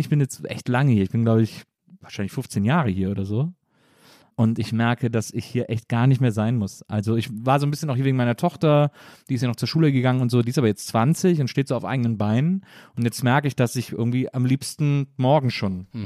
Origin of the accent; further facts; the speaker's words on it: Cologne, North Rhine-Westphalia, Germany; moved away as an adult; also born or lived in Munich / Hamburg; now in Berlin, Germany; ich komme ja aus Köln, so aus dem Rheinland